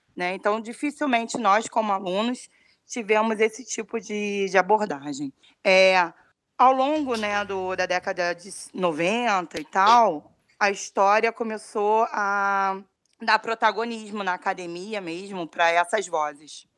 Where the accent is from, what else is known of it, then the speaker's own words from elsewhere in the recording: Rio de Janeiro, Brazil; sou aqui do Rio de Janeiro